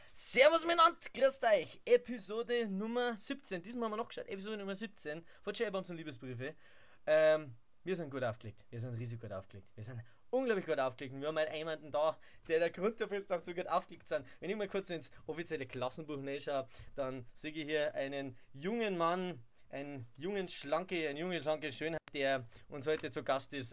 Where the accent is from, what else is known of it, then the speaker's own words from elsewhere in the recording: Hepberg, Bavaria, Germany; ich komme von Heppberg, das ist bei Ingolstadt